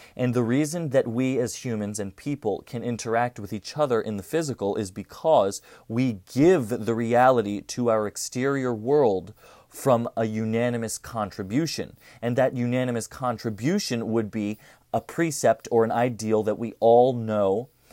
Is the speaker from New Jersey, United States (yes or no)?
yes; Cherry Hill, New Jersey, United States; I'm from Cherry Hill, New Jersey.